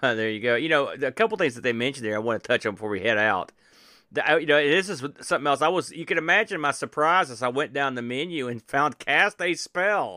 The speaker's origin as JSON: {"language": "English", "country": "United States", "said": "as an American"}